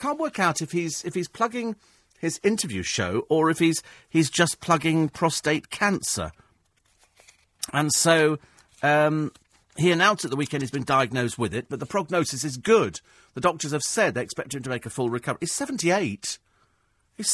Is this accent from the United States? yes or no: no; England, United Kingdom; My stated nationality varies. I'm English for rugby, British for Olympic tennis and the Legion, and European to enrage my husband.